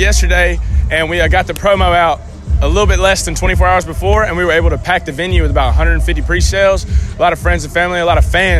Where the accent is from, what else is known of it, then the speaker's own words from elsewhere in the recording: Trinity, North Carolina, United States; I'm from Trinity, North Carolina, which is a real small town, but if you know where High Point is and you ride around it.